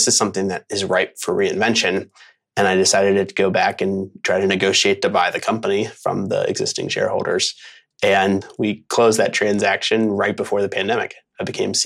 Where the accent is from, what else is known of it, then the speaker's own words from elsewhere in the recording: Philadelphia, Pennsylvania, United States; moved away as an adult; also born or lived in Los Angeles / Portland, Oregon; I am a Philly guy. I grew up in Philadelphia